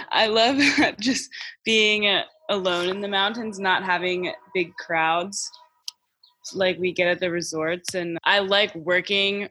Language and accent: English; Maryland, United States; I grew up in Maryland